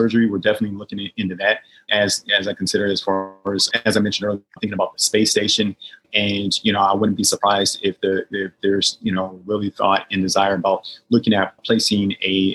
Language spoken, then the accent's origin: English; Portland, Oregon, United States; moved away as an adult; It's nice to be back in my hometown of Portland, Oregon, be with family and friends